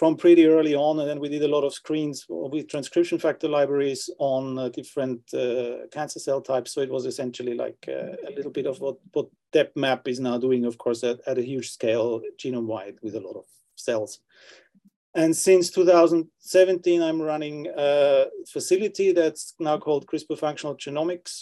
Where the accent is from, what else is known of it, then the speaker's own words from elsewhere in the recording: Austria; moved away as an adult; also born or lived in London, United Kingdom / Oxford, United Kingdom; now in Sweden; I'm originally from Austria